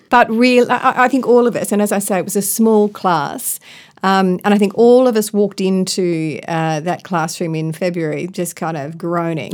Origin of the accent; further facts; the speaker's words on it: Ballarat, Victoria, Australia; also born or lived in Melbourne / Sydney; I come from Melbourne, grew up in Ballarat